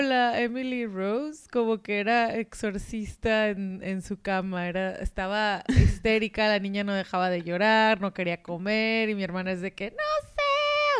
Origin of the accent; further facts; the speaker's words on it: Mexico; de México